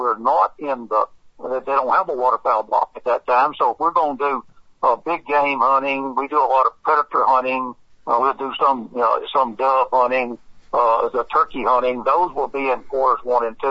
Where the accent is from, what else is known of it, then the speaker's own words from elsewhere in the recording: Monroe, Louisiana, United States; I'm from Monroe